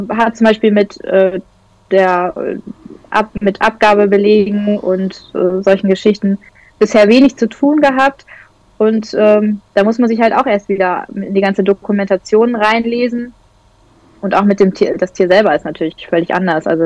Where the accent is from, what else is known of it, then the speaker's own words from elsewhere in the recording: North Rhine-Westphalia, Germany; now in Lower Saxony, Germany; ich komme aus Niedersachsen jetzt hier oder wohne in Niedersachsen, eigentlich komme ich aus Westfalen